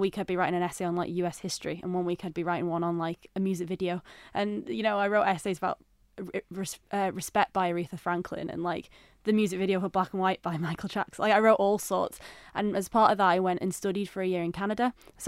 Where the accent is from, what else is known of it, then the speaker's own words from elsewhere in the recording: Widnes, North West England, United Kingdom; moved away as an adult; now in Isle of Man; I grew up in Widnes, so it's nearby. It's about half an hour outside of Liverpool, basically. It's my hometown.